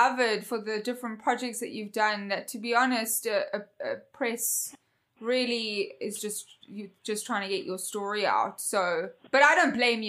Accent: South Africa; moved away; my hometown, South Africa

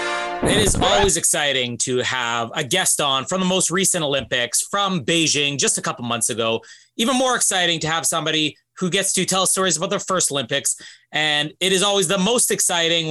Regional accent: Canada; I'm Canadian

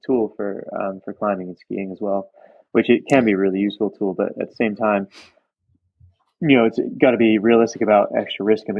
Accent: South East England, United Kingdom; also born or lived in Virginia, United States; So originally I was born in Virginia in the US and I didn't ski there, but then I moved when I was 11 with my family to the southeast of England near Brighton.

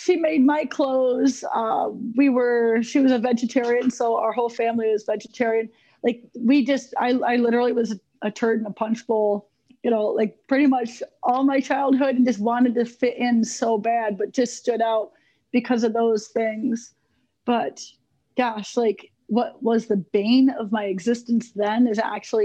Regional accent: Elmira, New York, United States; I grew up in Elmira, New York, and very small town, amazing history

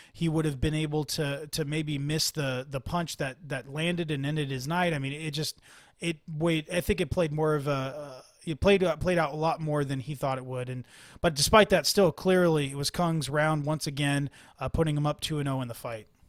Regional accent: Bay Area, California, United States; I'm from the Bay Area

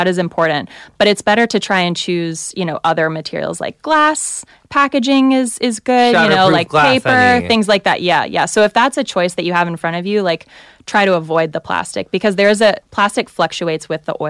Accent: the South, United States; I hear you. I'm from the South and Baptist.

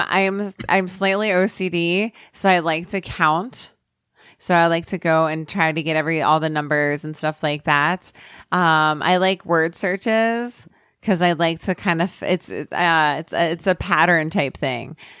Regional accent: New Jersey, United States; I'm from New Jersey. I'm raised with it

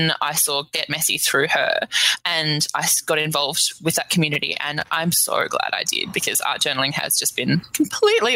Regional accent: Melbourne, Victoria, Australia; I'm from Melbourne in Australia.

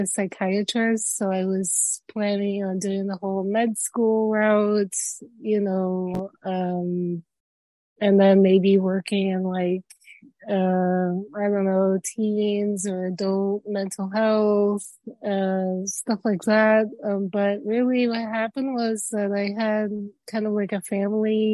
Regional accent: Florida, United States; also born or lived in Cuba; I am a Florida dweller. I'm originally from Cuba. I was born there, and then me and my parents migrated when I was about 1 and 4 months.

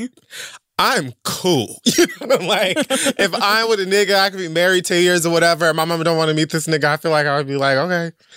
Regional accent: Miami, Florida, United States; I'm from Miami

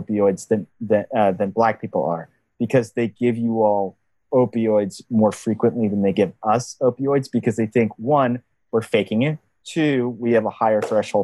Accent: Texas, United States; My home state of Texas

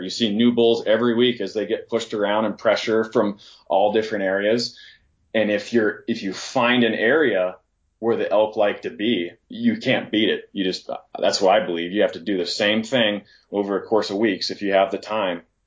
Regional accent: Northwest Montana, United States; moved away; coming from Northwest Montana, I grew up in the Platte Valley

